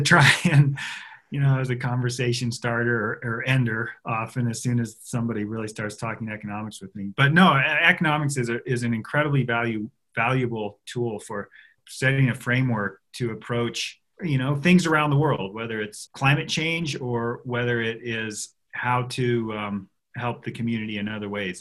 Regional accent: Jackson, Wyoming, United States; I grew up on Heck of a Hill on a one and quarter acre lot

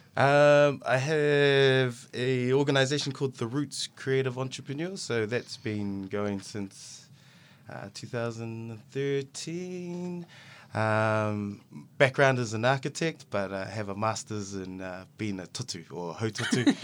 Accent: Auckland, New Zealand; I'm from Otara, but Papa Toi Otara

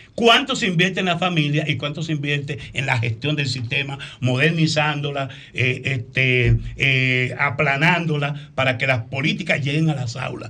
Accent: Dominican Republic

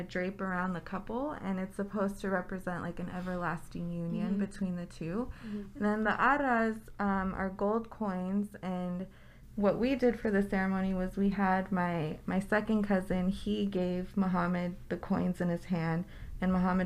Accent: McAllen, Texas, United States; moved away; I'm actually originally from McAllen, which is like, like 250 miles south of here.

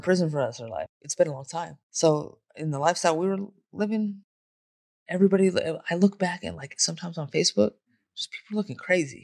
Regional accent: Bay Area, California, United States; also born or lived in San Jose / Modesto; now in Las Vegas, United States; I'm from the Bay Area

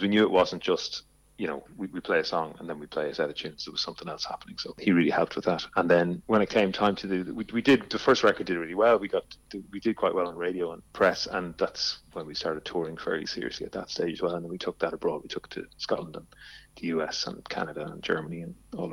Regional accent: County Louth, Ireland; We're all from County Louth, right? All from around the county.

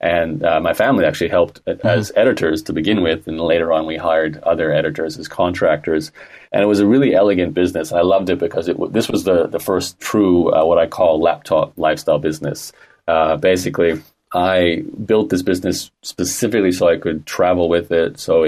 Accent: Australia; accent: Canadian; Well, born and raised in Australia, although I sound like a Canadian, so I've always had a connection to both countries, and I am a citizen of both countries.

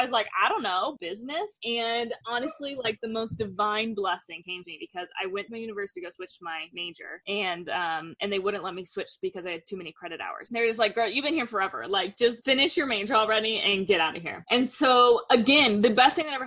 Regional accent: Denver, Colorado, United States; now in Utah, United States; I'm from Denver, currently living in Utah

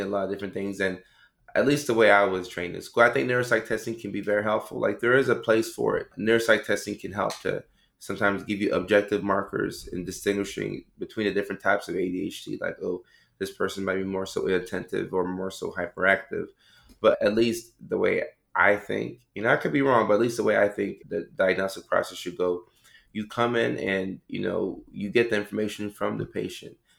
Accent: Ghana; I come from Ghana, West Africa

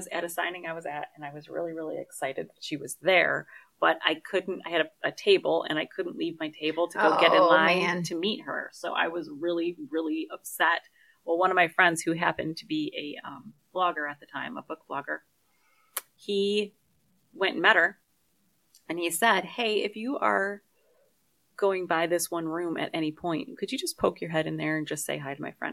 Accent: Michigan, United States; I'm from Michigan

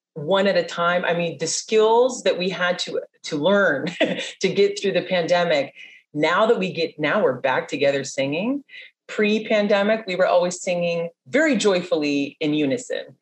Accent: San Diego, California, United States; I was born and raised in San Diego

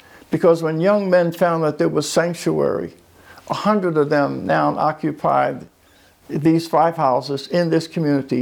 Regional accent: Philadelphia, Pennsylvania, United States; in my hometown of Philadelphia, Pennsylvania

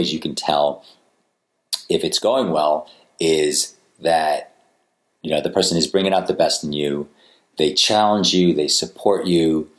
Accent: Attleboro, Massachusetts, United States; I grew up in Attleboro, Massachusetts.

